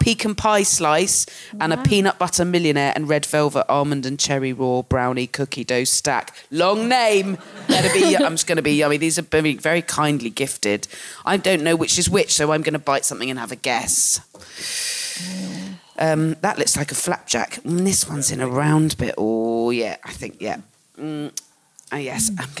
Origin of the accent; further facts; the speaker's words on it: Jurassic Coast, South West England, United Kingdom; I grew up on the Jurassic Coast